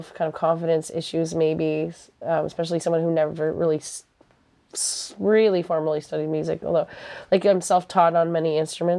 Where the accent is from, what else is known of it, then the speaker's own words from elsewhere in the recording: Antigonish, Nova Scotia, Canada; moved away as an adult; also born or lived in Halifax, Canada / Quebec City, Canada; I'm from Antigonish, which is, like, a very rural area.